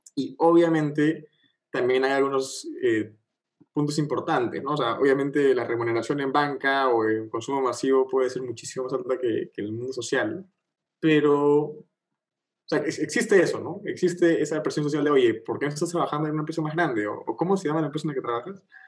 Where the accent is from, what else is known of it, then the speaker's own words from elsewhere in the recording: Peru; más los peruanos, más peruanos que nunca